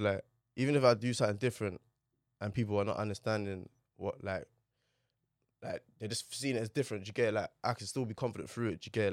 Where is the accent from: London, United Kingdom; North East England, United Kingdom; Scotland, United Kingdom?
London, United Kingdom; also born or lived in Manor Park, Newham / Stepney, Tower Hamlets; Grew up in Poplar, literally, till, like, maybe, like, oh seven, oh eight.